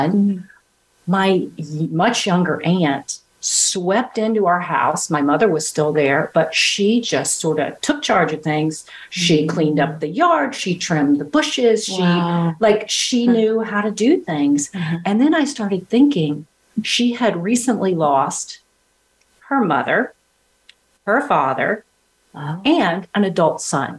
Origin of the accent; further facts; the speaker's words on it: Arkansas, United States; I'm from Arkansas, so they say aunt, not aunt